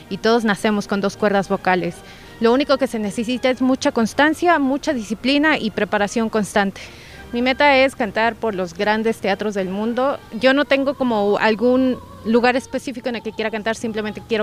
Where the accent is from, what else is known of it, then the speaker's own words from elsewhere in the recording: Oaxaca, Mexico; Siempre digo que soy orgullosamente oaxaqueña y pues la idea también es jalar a los demás